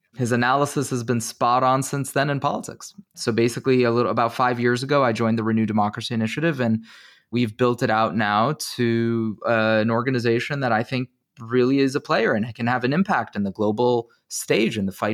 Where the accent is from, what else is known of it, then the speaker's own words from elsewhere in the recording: New Jersey, United States; I was born and raised in New Jersey. My parents have this interesting path through the world where they went from the former Soviet Union, from Kiev and Moscow, to Israel, where they lived for 10 years.